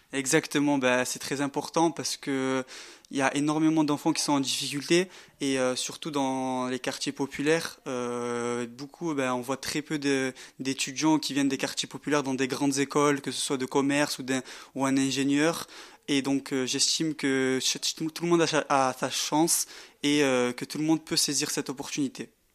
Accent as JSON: {"language": "French", "town": "Marseille", "region": "Provence-Alpes-Côte d'Azur", "country": "France", "moved": "as an adult", "lives_now": "Grenoble, France", "said": "Je suis moi-même issu donc des, des, quartiers populaires, je viens de Marseille"}